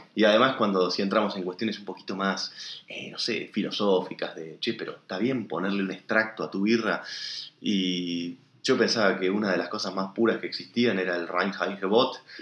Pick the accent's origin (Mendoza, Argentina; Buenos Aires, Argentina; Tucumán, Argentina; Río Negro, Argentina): Río Negro, Argentina; El Bolsón